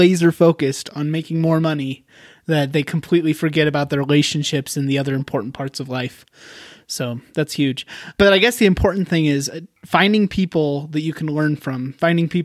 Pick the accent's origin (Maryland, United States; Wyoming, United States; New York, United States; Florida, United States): Wyoming, United States; moved away as an adult; also born or lived in Utah; I moved home. I'm originally from Wyoming. So I'm back here.